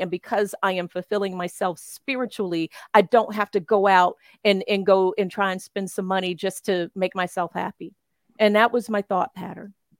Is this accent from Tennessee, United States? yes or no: yes; Memphis, Tennessee, United States; moved away as an adult; now in Switzerland; I am from Memphis, Memphis, Tennessee